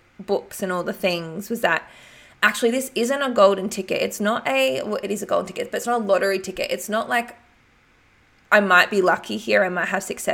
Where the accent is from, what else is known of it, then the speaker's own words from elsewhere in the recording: Albury, New South Wales, Australia; moved away; my hometown, Albury.